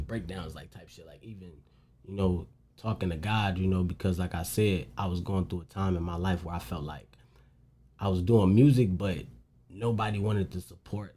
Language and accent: English; St. Paul, Minnesota, United States; I grew up in St. Paul, like the capital of the city